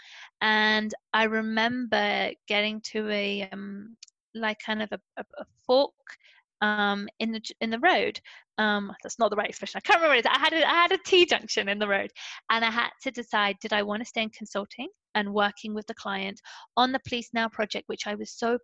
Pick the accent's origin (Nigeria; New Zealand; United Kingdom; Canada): United Kingdom; Portsmouth, South East England; first language English; moved away as an adult; also born or lived in London; I came from Portsmouth, where everyone is born in Portsmouth and they stay in Portsmouth